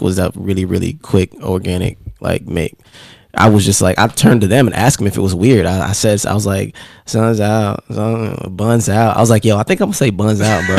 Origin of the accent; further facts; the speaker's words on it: Raleigh, North Carolina, United States; also born or lived in Jamaica; I'm originally Jamaica, but I would say Raleigh, yes. So I moved. I moved what, here in '99. I moved here in '99 from uh, Jamaica when I was a child. I was mm-hmm. eight years old